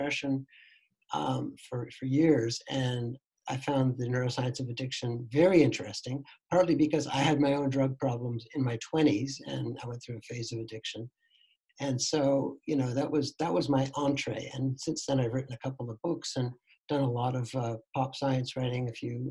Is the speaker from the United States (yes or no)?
no; Canada; moved away as an adult; also born or lived in Toronto; now in Netherlands; I'm actually a Canadian, but I've been living here with my family for almost 10 years.